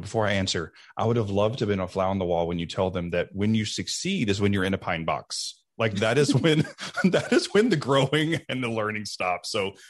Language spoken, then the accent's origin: English; Deep South, United States; I grew up in the Deep South in a time when it was not okay to be gay.